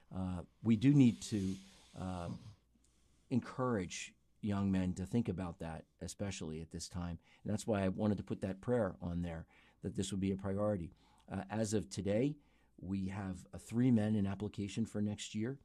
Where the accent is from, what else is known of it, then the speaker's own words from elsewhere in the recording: North Wales, Pennsylvania, United States; I grew up in Montgomery County, Pennsylvania, outside the city in a, in a little town called North Wales